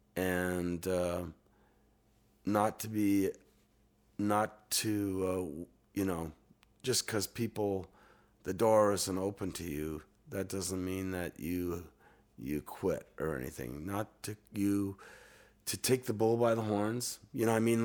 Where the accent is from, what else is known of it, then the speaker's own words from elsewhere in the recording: Canada; as a Canadian musician